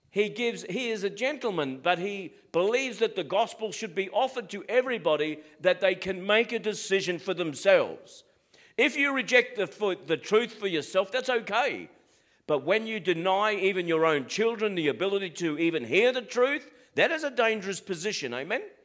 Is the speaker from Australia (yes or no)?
yes; Australia; Being an Aussie